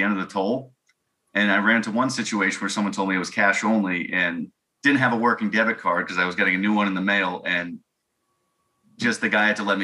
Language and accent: English; Rhode Island, United States; I'm from Rhode Island.